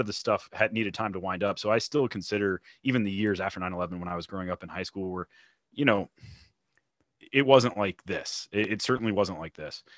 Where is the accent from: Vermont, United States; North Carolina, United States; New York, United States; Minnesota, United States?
North Carolina, United States; moved away as an adult; also born or lived in Colorado; now in Texas, United States; I'm from, uh, I'm from North, excuse me, North Carolina.